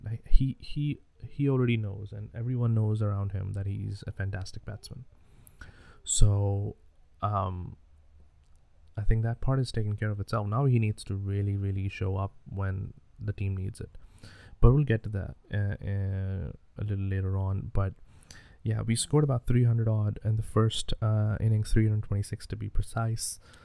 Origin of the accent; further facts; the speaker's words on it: Pakistan; I was born in Pakistan